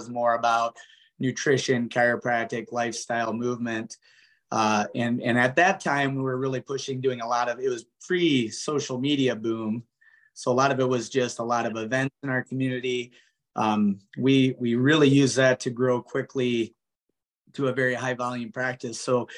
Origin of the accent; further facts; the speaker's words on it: Osage, Iowa, United States; I'm originally from this community. I grew up here and so did my wife. And so just family is the main thing that brought us back.